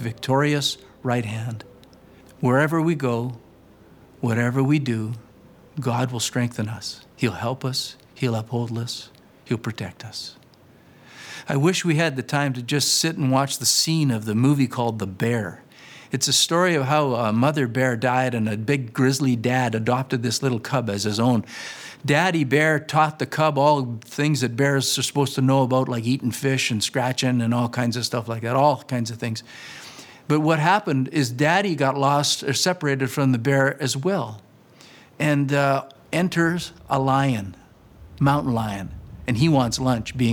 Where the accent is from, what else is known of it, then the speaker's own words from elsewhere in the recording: Flaxcombe, Saskatchewan, Canada; moved away as an adult; I'm that punk from Flaxcomb, Saskatchewan.